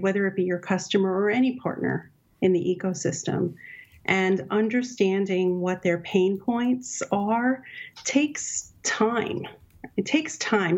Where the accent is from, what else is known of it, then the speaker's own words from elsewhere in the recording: New York City, New York, United States; I grew up in Brooklyn, New York, so I'm a New York City girl at heart